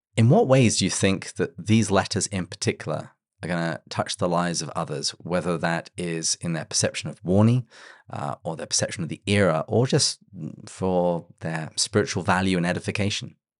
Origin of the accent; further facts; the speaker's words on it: England, United Kingdom; now in San Diego, United States; as we English people like to say